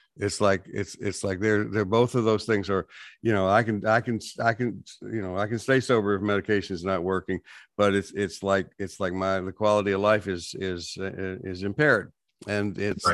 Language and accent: English; West Texas, United States; I grew up in West Texas